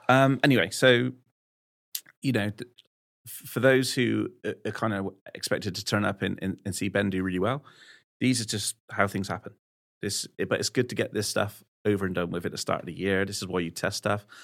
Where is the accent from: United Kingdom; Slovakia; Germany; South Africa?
United Kingdom; West Country, South West England; I'm from the West Country